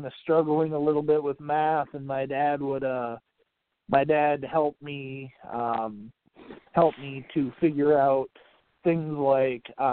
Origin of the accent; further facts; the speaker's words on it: St. Paul, Minnesota, United States; I'm born and raised, lifelong Minnesotan